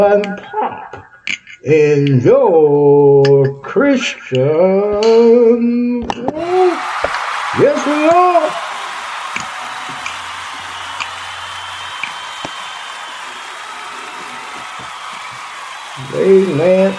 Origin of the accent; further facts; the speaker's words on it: Texas, United States; Texas is my home state